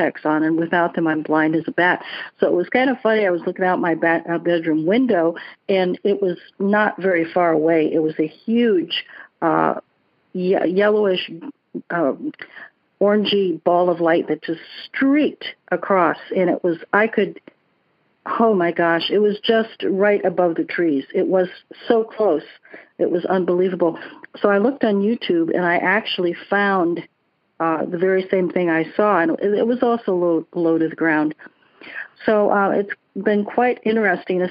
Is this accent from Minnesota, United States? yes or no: no; Sarasota, Florida, United States; I'm also from Sarasota, Florida